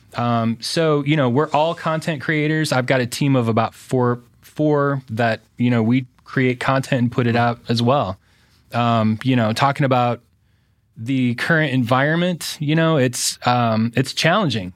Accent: Fort Wayne, Indiana, United States; born and raised in Fort Wayne, went to Homestead High School

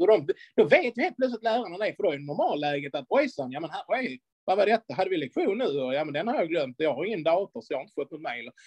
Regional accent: Skåne, Sweden; som vi skåningar säger

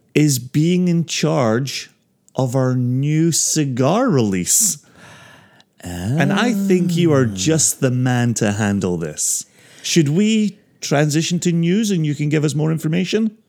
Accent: Ayr, Scotland, United Kingdom; moved away as an adult; also born or lived in Aberdeen; now in United States; I may ultimately get to pour in my hometown

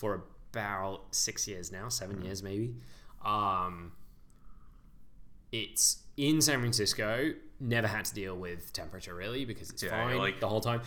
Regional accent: United Kingdom; born or raised there; moved away

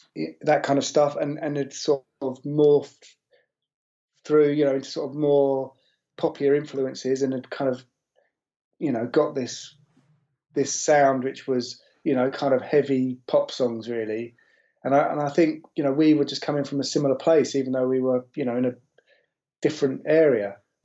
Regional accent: Pacific Northwest, United States; growing up in the Pacific Northwest, you know, you're quite isolated and there are these sort of isolated scenes

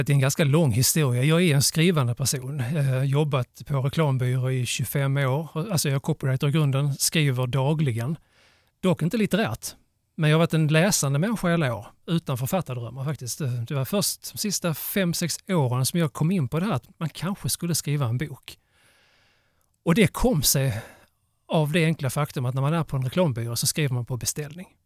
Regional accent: Klippan, Skåne, Sweden; now in Lomma, Sweden; Jag är ju född i Klippan.

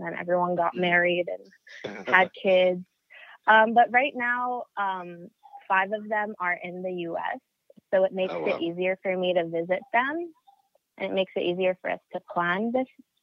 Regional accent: Jordan; moved away as an adult; now in United States; I'm half Filipino and I'm half Jordanian, but I lived all my life in Jordan and I just moved here for college

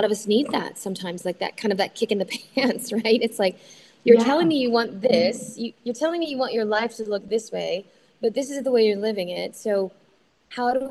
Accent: Oklahoma City, Oklahoma, United States; moved away; I'm from Oklahoma City. I grew up there, and my mom still lives there.

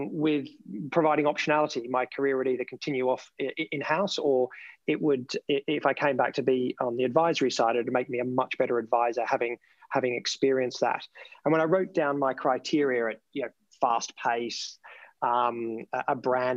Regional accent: Melbourne, Victoria, Australia; accent: Australian; now in United Kingdom; the tip of the peninsula just outside of Melbourne, which is where I came from and where my family still is.

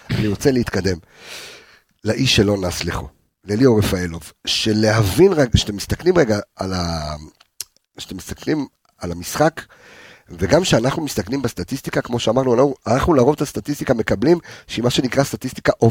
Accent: Morocco; also born or lived in Switzerland; now in Israel; אני מרוקאי, בסדר? אסלי, בסדר? זאת אומרת שאנחנו... בארמון של מלח היית. לא, לא, עלי, עוד פעם, עליתי לארץ ממרוקו, אוקיי? דרך שווייץ. נולדתי בשווייץ, אבל עלינו לארץ ממרוקו

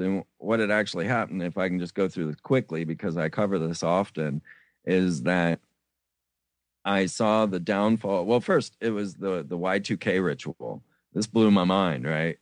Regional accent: Florida, United States; I grew up in Florida

